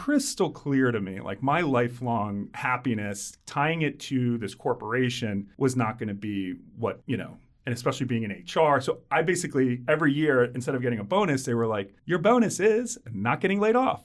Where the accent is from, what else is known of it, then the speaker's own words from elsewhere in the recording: outside of Philadelphia, Pennsylvania, United States; I grew up outside of Philly